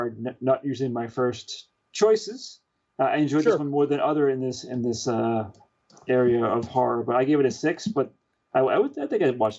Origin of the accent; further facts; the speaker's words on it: United Kingdom; I'm British.